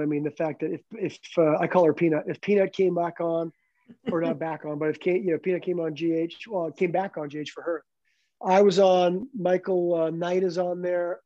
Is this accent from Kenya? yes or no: no; Canada; moved away as an adult; a canadian kid